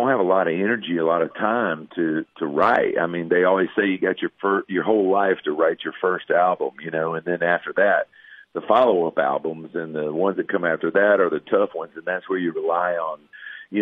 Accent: Florida, United States; moved away as an adult; I moved back to my home state of Florida where I'm from. I live in the panhandle of Florida down here on the Gulf Coast

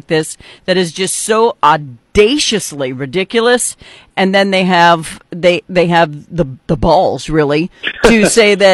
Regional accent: North Dakota, United States; now in Missouri, United States; I'm originally from North Dakota, in Missouri now

